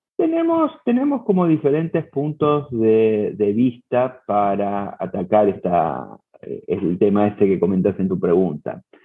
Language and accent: Spanish; Buenos Aires, Argentina; moved away as an adult; now in Cancún, Mexico; soy argentino, nací en Buenos Aires, pero desde hace ocho años vivo en México, en la ciudad de Cancún